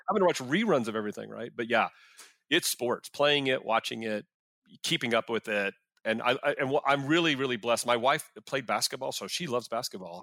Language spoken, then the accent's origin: English; Arlington, Texas, United States; I grew up in Arlington where the stadium is.